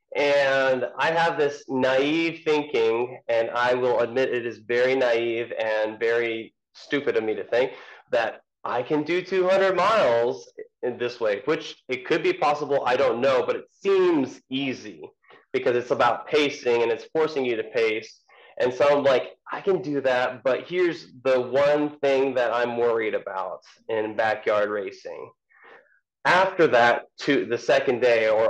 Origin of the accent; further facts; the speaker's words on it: Japan; moved away as an adult; now in United States; I was born and raised in Japan, 17 years there, and I came to college in America